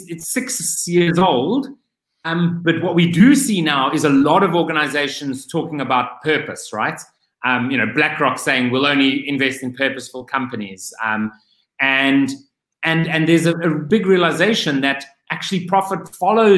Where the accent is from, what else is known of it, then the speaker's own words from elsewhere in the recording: Cape Town, Western Cape, South Africa; whilst I am back home in my home country, I am still living in an Airbnb because I do not have a full-time home.